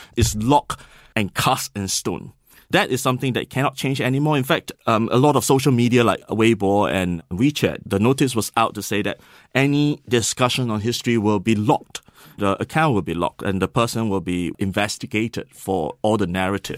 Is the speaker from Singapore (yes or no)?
yes; Singapore; moved away; I was from Singapore